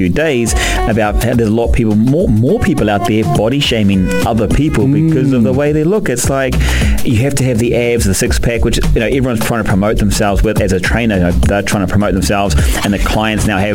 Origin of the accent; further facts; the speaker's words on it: New Zealand; obviously being a Kiwi and playing rugby